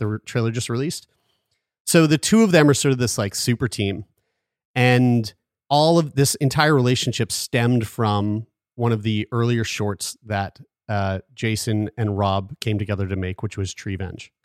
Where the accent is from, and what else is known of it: Halifax, Nova Scotia, Canada; born or raised there